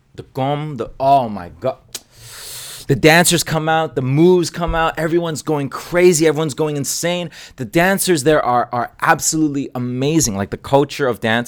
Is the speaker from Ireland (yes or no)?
no; Hong Kong; moved away as an adult; also born or lived in Toronto, Canada; now in Canada; I grew up in Asia